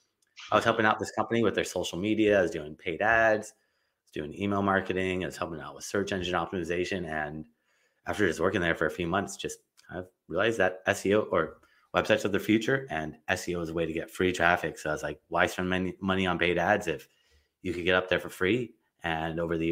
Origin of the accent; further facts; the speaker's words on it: Los Angeles, California, United States; I grew up in Los Angeles